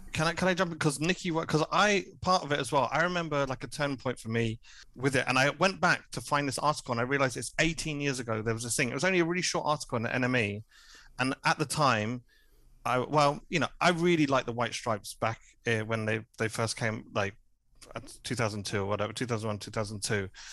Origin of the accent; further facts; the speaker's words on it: Hertfordshire, East of England, United Kingdom; moved away as an adult; also born or lived in Cardiff; now in Berlin, Germany; I'm from the home counties. I'm from Hertfordshire originally